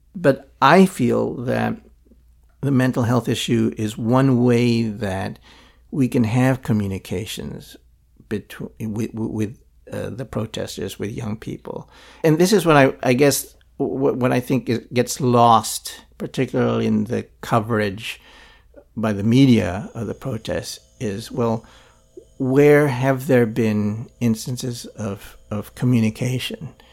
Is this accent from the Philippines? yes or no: yes; Philippines; now in Hong Kong; I grew up in Philippines under Marcos